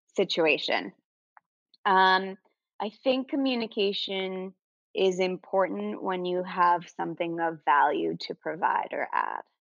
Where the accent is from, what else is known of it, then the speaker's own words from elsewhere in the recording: Venezuela; moved away; I'm originally from South America, um, Venezuela